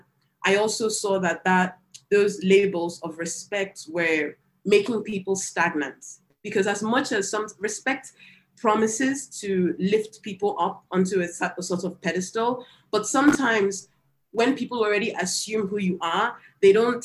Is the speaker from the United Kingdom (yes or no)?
no; Nigeria; growing up in Nigeria